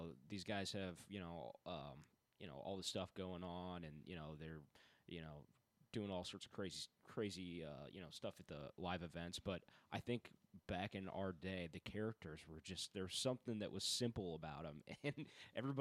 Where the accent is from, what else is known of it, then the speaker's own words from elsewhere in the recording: Milwaukee, Wisconsin, United States; I'm originally from Wisconsin, Milwaukee